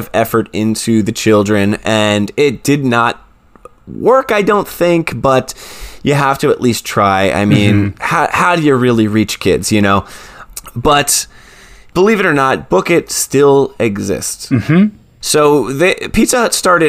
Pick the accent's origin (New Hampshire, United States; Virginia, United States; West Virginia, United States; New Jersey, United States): New Jersey, United States; I'm from New Jersey